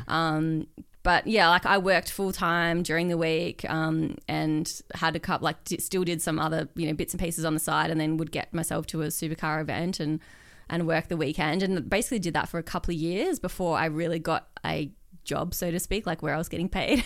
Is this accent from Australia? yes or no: yes; Perth, Western Australia, Australia; moved away as an adult; I grew up in Perth